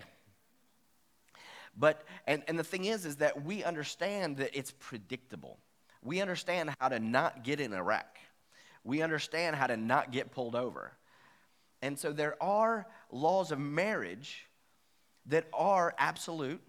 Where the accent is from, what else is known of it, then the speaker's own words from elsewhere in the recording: West Virginia, United States; I am from West Virginia